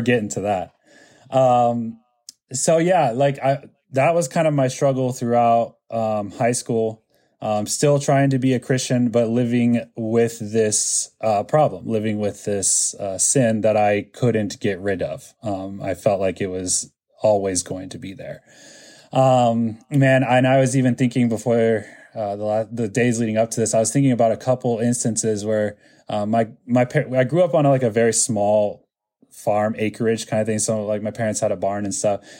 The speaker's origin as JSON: {"language": "English", "town": "Lincoln", "region": "Nebraska", "country": "United States", "tie": "born or raised there", "moved": "yes", "lives_now": "Florida, United States", "said": "growing up in Lincoln did not help my Hispanic culture"}